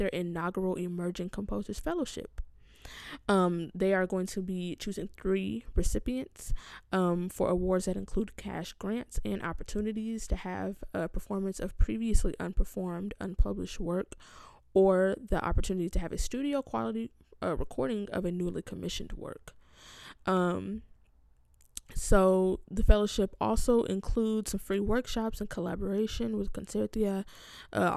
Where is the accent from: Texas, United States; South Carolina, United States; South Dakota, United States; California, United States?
California, United States; now in Rochester, United States; I'm from California